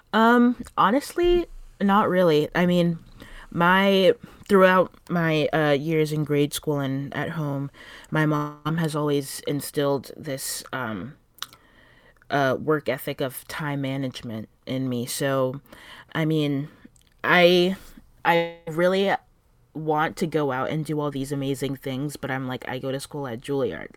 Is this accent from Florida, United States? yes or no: yes; South Florida, United States; moved away as an adult; now in New York City, United States; I'm originally from South Florida